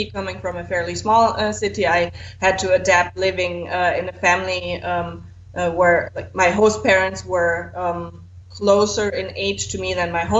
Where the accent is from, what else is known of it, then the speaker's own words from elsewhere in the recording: Southern Germany, Germany; I am not from Bavaria. That's correct. Probably I would say I'm from Bavaria if I was from Bavaria, but I'm from the other southern Germany.